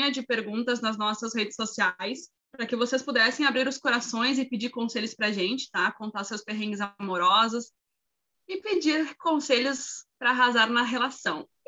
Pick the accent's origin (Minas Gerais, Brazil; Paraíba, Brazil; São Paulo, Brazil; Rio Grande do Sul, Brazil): Rio Grande do Sul, Brazil; sou do Rio Grande do Sul, solteira, 30 anos, mulher.